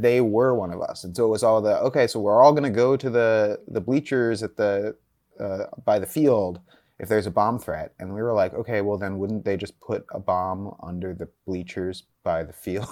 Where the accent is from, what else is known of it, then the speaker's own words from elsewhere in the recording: Northern California, United States; I grew up in Northern California